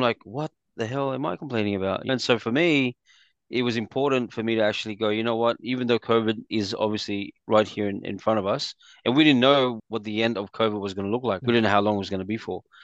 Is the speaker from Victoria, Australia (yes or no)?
no; Sydney, New South Wales, Australia; also born or lived in Philippines / Quakers Hill; So I migrated here with my family from Philippines to Australia around the yeah, late 80s and growing up in Randwick was actually our first area